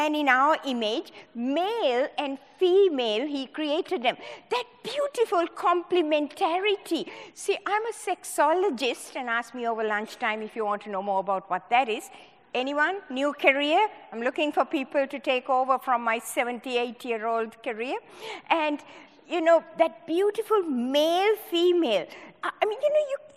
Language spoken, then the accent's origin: English; Sri Lanka; moved away as an adult; also born or lived in Hawaii; I was born in Sri Lanka, in the tea plantations of Sri Lanka. I did my medical studies in Sri Lanka